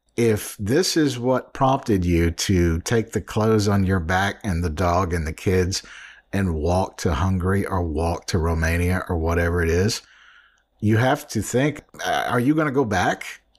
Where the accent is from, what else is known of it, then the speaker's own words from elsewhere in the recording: New Orleans, Louisiana, United States; I'm from New Orleans